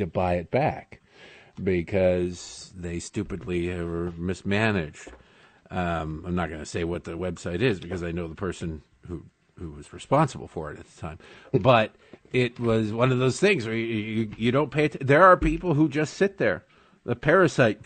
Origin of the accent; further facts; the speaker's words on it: Michigan, United States; growing up in Michigan